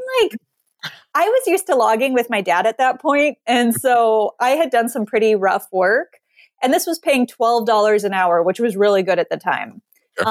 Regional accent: Montana, United States; I grew up in Montana.

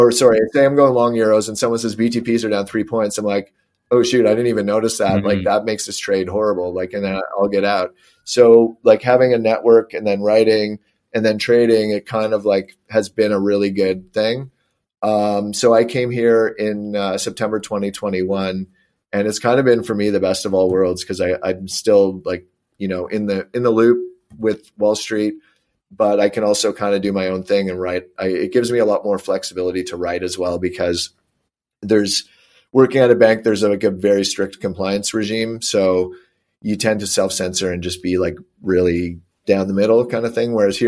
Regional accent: Cincinnati, Ohio, United States; Because I'm from Cincinnati, just because I bet on them.

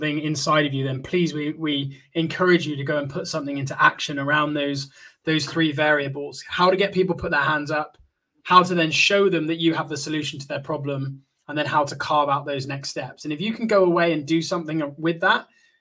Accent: Somerset, South West England, United Kingdom; I'm from Somerset

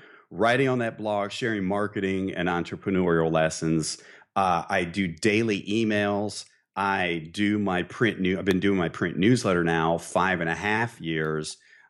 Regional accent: Midwest, United States; I grew up in the Midwest, okay?

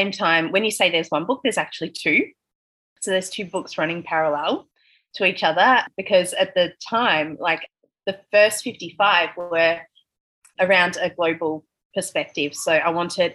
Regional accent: Melbourne, Victoria, Australia; moved away as an adult; now in Bali, Indonesia; I'm from Melbourne and I've lived my whole life in Melbourne

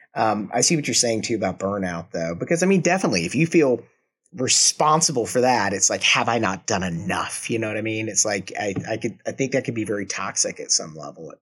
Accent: Georgia, United States; now in Kansas City, United States; I, I was born and raised in, well, not born in, but I was raised in Georgia

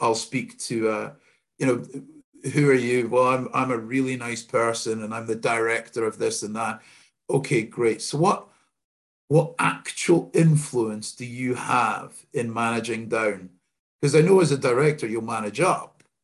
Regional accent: Scotland, United Kingdom; I'm the only Scotsman in my family

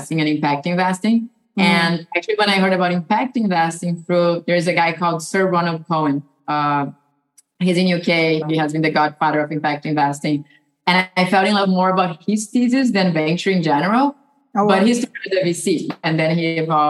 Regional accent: Brazil; moved away as an adult; now in United States; I was born and raised in Brazil

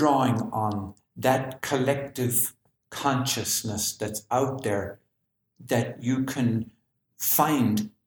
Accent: Ireland; the Irishman

